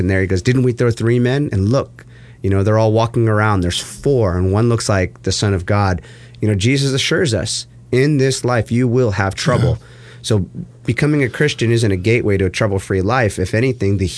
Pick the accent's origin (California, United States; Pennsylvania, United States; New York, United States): California, United States; Huntington Beach; here I'm in Huntington Beach, California, my hometown.